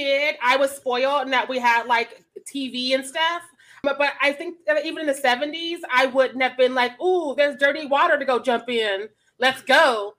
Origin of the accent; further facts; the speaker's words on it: Missouri, United States; growing up in Missouri